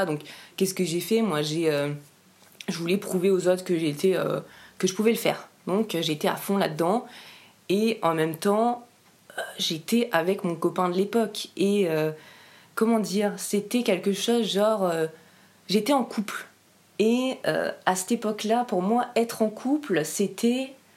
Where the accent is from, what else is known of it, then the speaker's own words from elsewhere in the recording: Briançon, Provence-Alpes-Côte d'Azur, France; J'ai grandi à Briançon. Donc à Briançon, c'est dans les, dans les Hautes-Alpes.